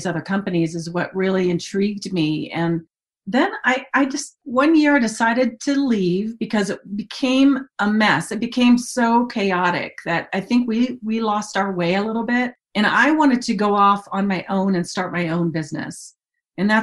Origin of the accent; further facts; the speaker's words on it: Dayton, Ohio, United States; moved away as an adult; also born or lived in Mobile, Alabama; I grew up in Dayton, Ohio